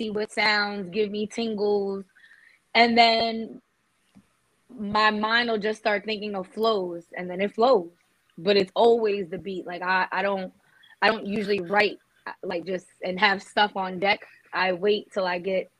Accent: New Jersey, United States; accent: Jersey New York; we're from Jersey. We have an accent.

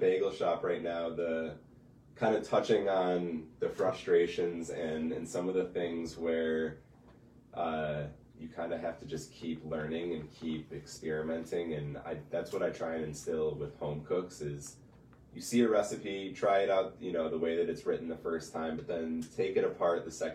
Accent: Detroit, Michigan, United States; moved away as an adult; also born or lived in Colorado / Denver; now in Traverse City, United States; I am originally from the Detroit area

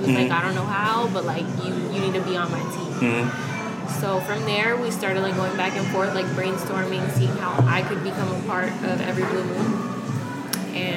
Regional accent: Miami, Florida, United States; also born or lived in New Orleans, Louisiana; I grew up in Miami

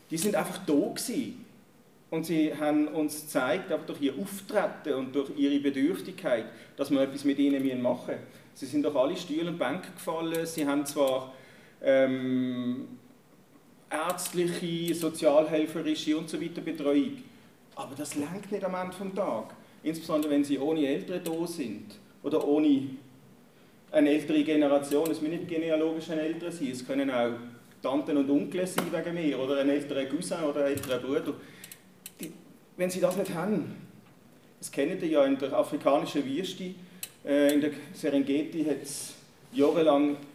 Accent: Germany; moved away as an adult; now in Switzerland; Ich bin in Deutschland geboren und aufgewachsen. Mit 21 in die Schweiz gekommen, der Liebe wegen.

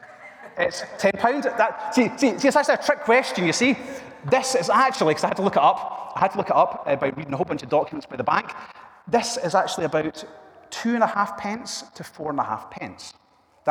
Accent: Argyll, Scotland, United Kingdom; also born or lived in Milngavie; I grew up in Argyll with my wife, Fiona, and this is close to where we grew up

